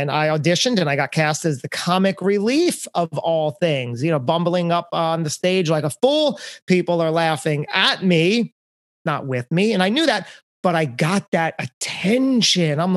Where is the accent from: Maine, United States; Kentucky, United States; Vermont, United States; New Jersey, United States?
New Jersey, United States; Lakewood; You know Lakewood, New Jersey.